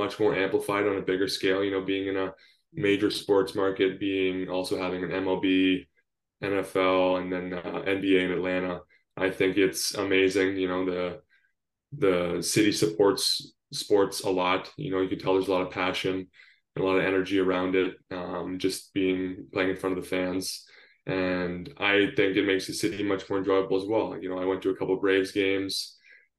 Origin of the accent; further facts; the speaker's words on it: Northern Ontario, Canada; also born or lived in San Diego, California; I'm Canadian, born and raised in Northern Ontario